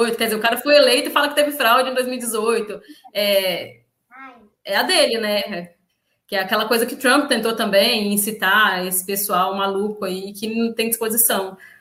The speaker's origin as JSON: {"language": "Portuguese", "region": "Minas Gerais", "country": "Brazil", "moved": "yes", "lives_now": "Espírito Santo, Brazil", "said": "eu sou mineira"}